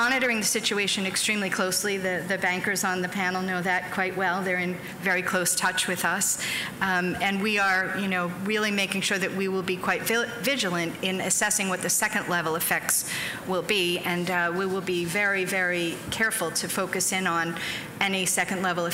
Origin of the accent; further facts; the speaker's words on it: United States; accent: American; also born or lived in Germany; I'm an American. I live in New York